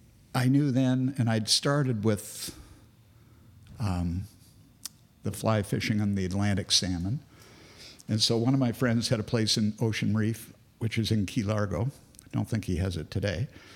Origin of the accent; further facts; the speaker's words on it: Grand Cayman, Cayman Islands; When my family was growing up in Grand Cayman, the locals there called me the ….